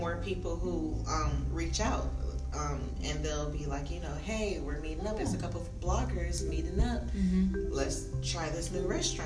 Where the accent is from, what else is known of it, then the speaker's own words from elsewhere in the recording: Atlanta, Georgia, United States; born and raised in Atlanta